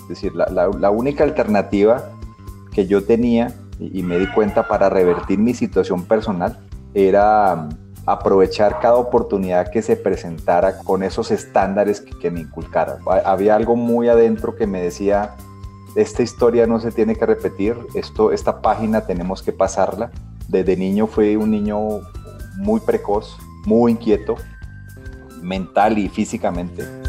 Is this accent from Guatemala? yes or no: no; Ibagué, Tolima, Colombia; Soy ibagreño, soy tolimense.